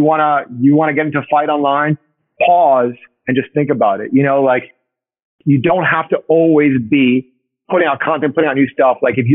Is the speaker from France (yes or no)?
no; Uruguay; I think like a moment for me was like being in Buenos Aires, because I'm from Uruguay.